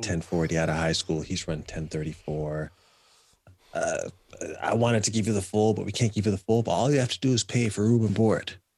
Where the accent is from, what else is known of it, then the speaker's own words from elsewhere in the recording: Canada; moved away as an adult; I left Canada as the Canadian junior champion